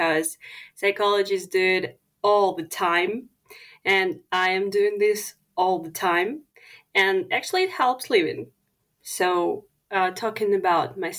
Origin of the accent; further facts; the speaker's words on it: Ukraine; as I am Ukrainian